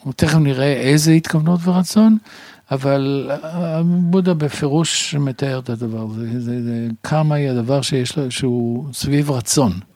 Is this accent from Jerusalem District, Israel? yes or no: no; Tel Aviv, Tel Aviv District, Israel; שנולדתי ב... קרוב לרחוב סלמה